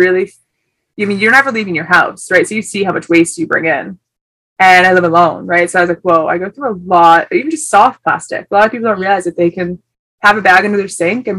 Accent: just outside of Detroit, Michigan, United States; moved away as an adult; now in Sydney, Australia; from just outside of Detroit. I moved here about 5 years ago

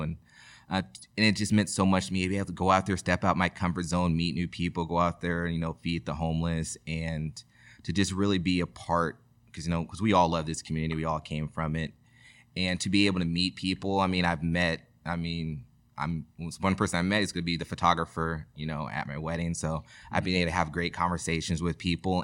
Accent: Rosemont, California, United States; I'm proud, you know, to be from Rosemont. I went to Rosemont High School.

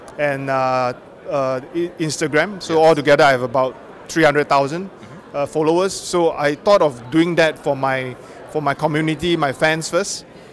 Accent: Singapore; from Singapore.

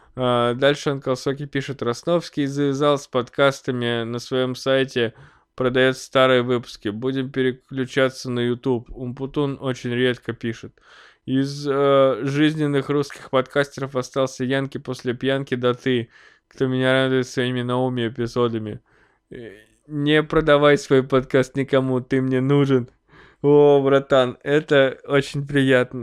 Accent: Snezhinsk, Chelyabinsk Oblast, Russia; now in Chelyabinsk, Russia; я уже эмигрировал из родного города

